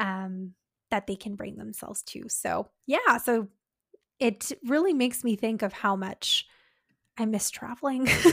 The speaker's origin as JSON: {"language": "English", "country": "Canada", "said": "as Canadians"}